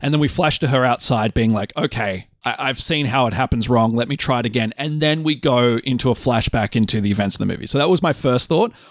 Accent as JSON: {"language": "English", "country": "Australia", "said": "I say bush 'cause I'm Australian"}